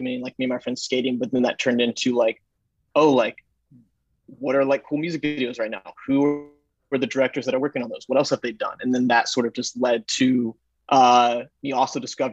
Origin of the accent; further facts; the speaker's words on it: Texas, United States; also born or lived in Dallas / Chicago / Los Angeles; now in New York, United States; I grew up in Texas, and I've kind of bounced around from Dallas to Chicago to LA to New York